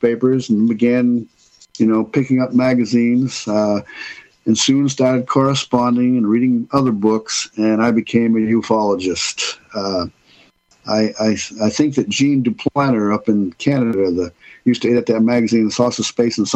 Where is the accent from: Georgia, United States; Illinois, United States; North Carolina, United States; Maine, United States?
Maine, United States; moved away; my home state then of Maine